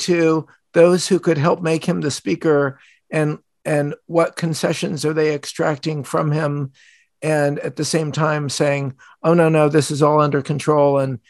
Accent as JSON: {"language": "English", "country": "United States", "said": "I'm an American Jew."}